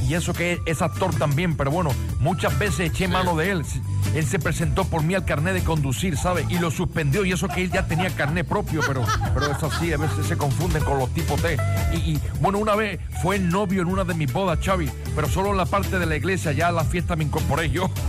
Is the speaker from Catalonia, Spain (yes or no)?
no; Seville, Andalusia, Spain; No, soy sevillano.